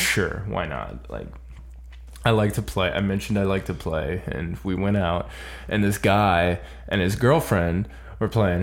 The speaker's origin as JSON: {"language": "English", "region": "Florida", "country": "United States", "said": "I'm from Florida"}